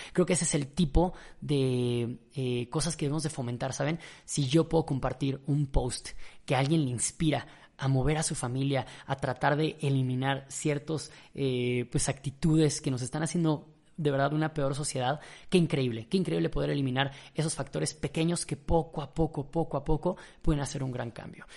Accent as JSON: {"language": "Spanish", "country": "Mexico", "said": "yo era mexicano"}